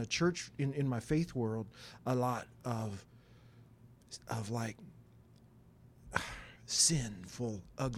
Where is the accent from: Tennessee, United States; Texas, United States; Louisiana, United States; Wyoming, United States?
Wyoming, United States; I did. I'm from Wyoming. I was from that area. That was my home church, right?